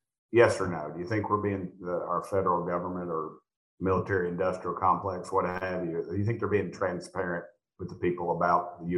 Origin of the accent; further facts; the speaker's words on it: Southern United States, United States; accent: Southern; my Southern accent